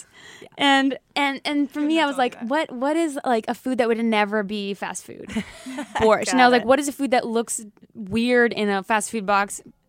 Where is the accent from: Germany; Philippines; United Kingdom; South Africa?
Philippines; Yeah, like I grew up in the Philippines, so you know, I can do some accents.